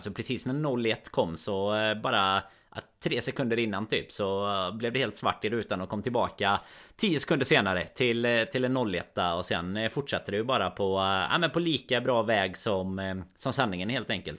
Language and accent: Swedish; Sweden